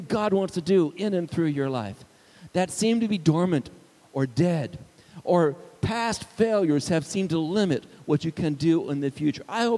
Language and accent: English; Arizona, United States; also born or lived in Indiana; I was from Arizona